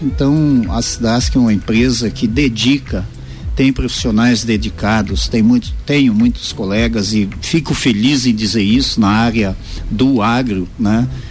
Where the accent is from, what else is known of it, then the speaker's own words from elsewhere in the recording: Mato Grosso, Brazil; moved away as an adult; now in Lages, Brazil; Eu sou natural do Mato Grosso